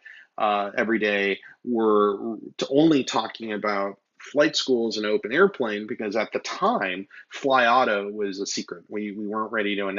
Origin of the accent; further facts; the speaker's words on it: Midwest, United States; I am from the Midwest.